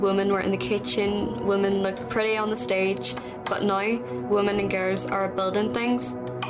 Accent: Ireland; I'm 16 and I'm from Ireland.

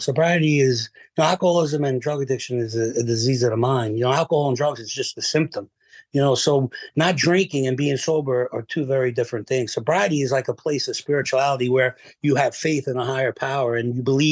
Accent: Manalapan, New Jersey, United States; I live only less than a mile from where I grew up in Manalapan.

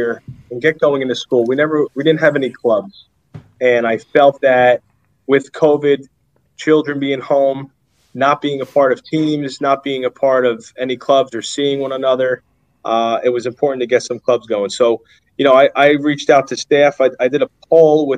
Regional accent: North Arlington, New Jersey, United States; I grew up in North Arlington, but I went to high school in Jersey City

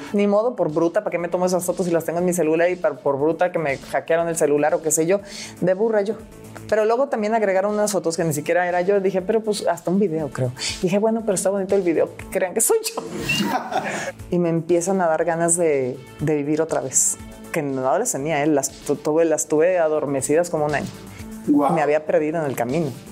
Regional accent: Monterrey, Nuevo León, Mexico; se van a trabajar, a vivir a Monterrey. Y por eso acabé siendo regia

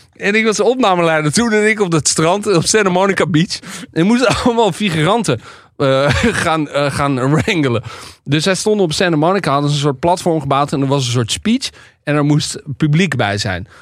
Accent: Amsterdam, North Holland, Netherlands; ik uit Amsterdam kom

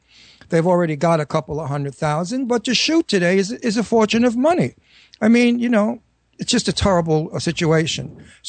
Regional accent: New York City, New York, United States; accent: Brooklyn; Where I was totally relaxed and completely using my Brooklyn accent.

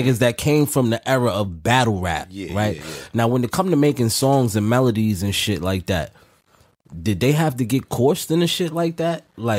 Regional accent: New York City, New York, United States; I'm from Harlem.

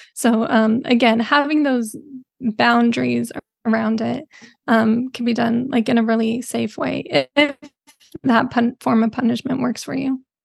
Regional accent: Bay Area, California, United States; I'm from the Bay Area

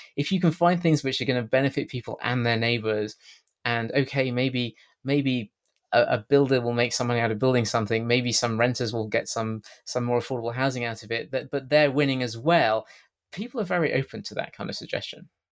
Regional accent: United Kingdom; accent: British; my strange British accent

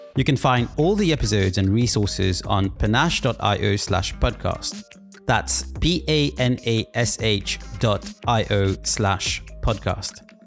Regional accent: Mauritius; moved away; also born or lived in London; I come from Mauritius, which is a tropical island

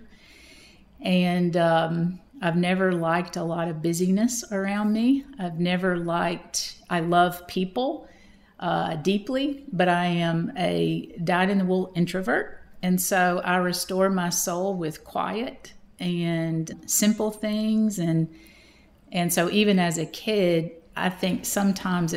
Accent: Madison, Georgia, United States; accent: Southern; I was raised in Madison, Georgia. My mother still lives in the home that I was raised in as a kindergartner on up

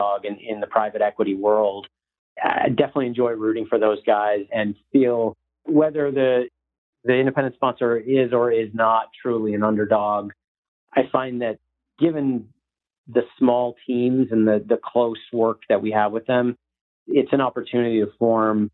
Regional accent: Northeast, United States; moved away as an adult; also born or lived in New York / Boston; now in Dallas, United States; I'm originally from the Northeast

